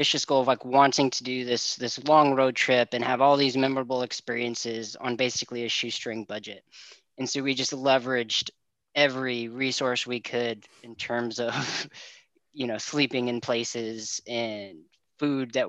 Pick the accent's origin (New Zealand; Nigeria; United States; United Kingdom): United States; Gresham, Oregon; also born or lived in Portland, Oregon; Born in Portland, raised in Gresham, living in Troutdale now.